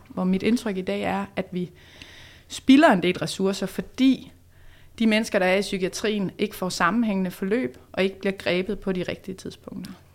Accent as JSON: {"language": "Danish", "town": "Odense", "region": "Southern Denmark", "country": "Denmark", "tie": "born or raised there", "said": "Men så er jeg vokset op på Fyn i Odense, ja. så der er jeg born and raised"}